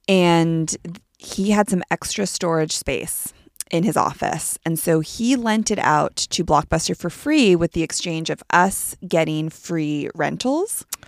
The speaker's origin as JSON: {"language": "English", "town": "Palo Alto", "region": "California", "country": "United States"}